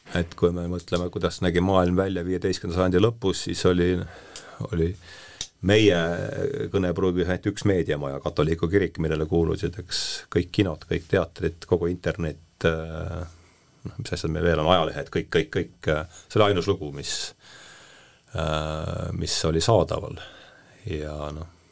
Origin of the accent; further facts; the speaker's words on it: Rakvere, Lääne-Viru County, Estonia; sõitsin bussiga Rakverre, ma olen sealt pärit